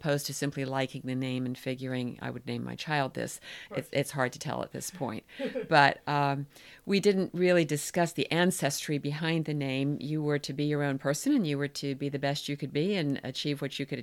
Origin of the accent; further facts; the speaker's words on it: Durham, North Carolina, United States; first language English; moved away as an adult; also born or lived in Washington, D.C. area; now in Kennebunkport, United States; I grew up in Durham, North Carolina